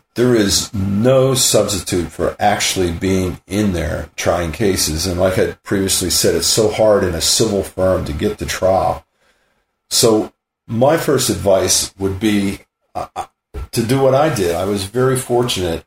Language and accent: English; Western Pennsylvania, United States; now in San Luis Obispo, United States; growing up in Western Pennsylvania, my dad's bar